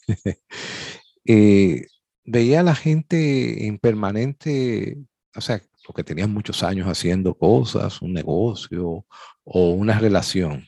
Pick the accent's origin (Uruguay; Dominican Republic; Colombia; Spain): Dominican Republic; somos especialistas los dominicanos